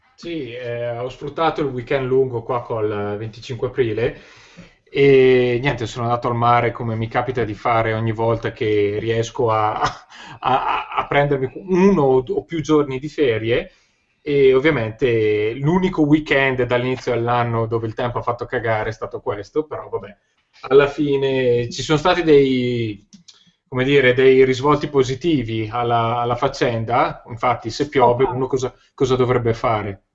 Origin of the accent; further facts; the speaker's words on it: Cremona, Lombardy, Italy; sono nato a Cremona nel 1981